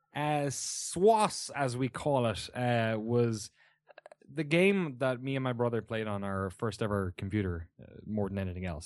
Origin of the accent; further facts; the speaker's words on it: Waterford, Munster, Ireland; moved away as an adult; also born or lived in London, United Kingdom / San Francisco, United States; now in Oakland, United States; I grew up in a town of forty thousand people, Waterford in the southeast